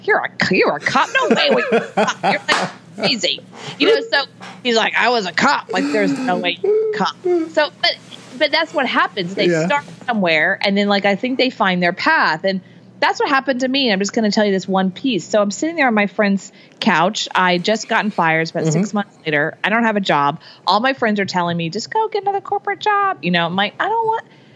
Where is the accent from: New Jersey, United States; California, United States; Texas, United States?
Texas, United States; Houston; I grew up in Texas, in Houston, Texas